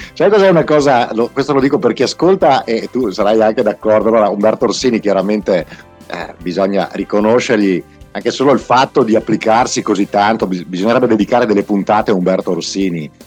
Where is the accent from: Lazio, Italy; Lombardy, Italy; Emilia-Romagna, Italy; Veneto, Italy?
Veneto, Italy; Calalzo di Cadore; io vengo da Calalzo di Cadore, un paese fantastico qua a due passi dai nostri microfoni dove io ho passato una bella infanzia e sono cresciuto